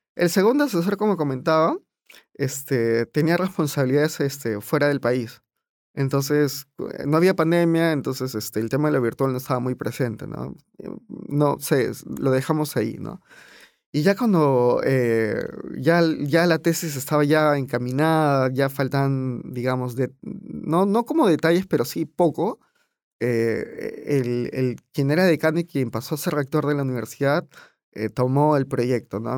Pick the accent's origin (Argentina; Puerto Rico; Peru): Peru